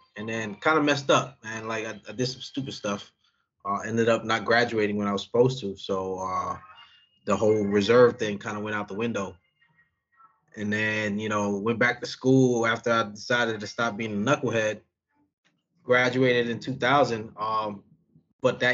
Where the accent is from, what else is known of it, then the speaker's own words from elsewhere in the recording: New Jersey, United States; also born or lived in Bronx, New York; moved to Jersey when I was like 10. And then I lived there until I graduated high school.